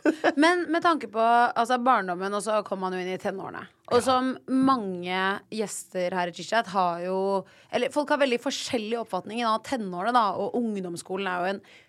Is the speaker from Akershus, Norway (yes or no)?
no; Oslo, Norway; jeg er fra Ullern